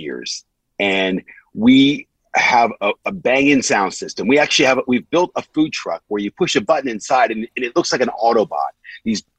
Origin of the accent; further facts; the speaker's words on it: Washington, District of Columbia, United States; moved away as an adult; also born or lived in Gaithersburg, Maryland; now in England; I was born and raised in Washington, D.C., and then, you know, eventually in a suburb called Gaithersburg, Maryland. Came over here about 20-something years ago